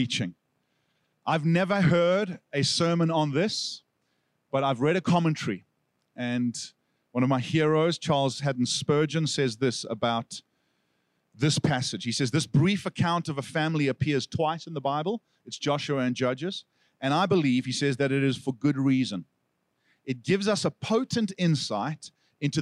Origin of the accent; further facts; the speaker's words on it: South Africa; accent: South African; moved away; Now, if I had lost my South African accent, I would say asking like Aksa, but I have kept it.